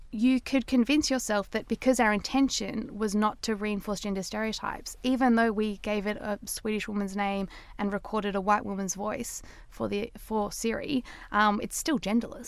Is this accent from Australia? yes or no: yes; Australia; I'm Australian, I say data